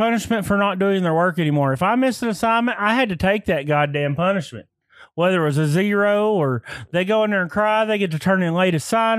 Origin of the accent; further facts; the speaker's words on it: Lone Grove, Oklahoma, United States; also born or lived in Temple, Oklahoma; In fourth grade, we moved from Lone Grove to Temple, Oklahoma.